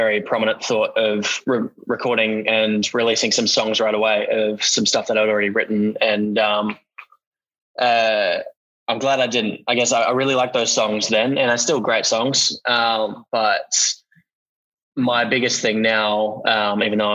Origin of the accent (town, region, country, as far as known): Australia; born or raised there